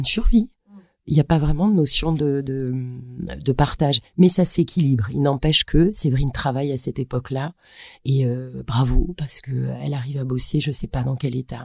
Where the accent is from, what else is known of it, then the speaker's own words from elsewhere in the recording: Brittany, France; j'ai grandi en Bretagne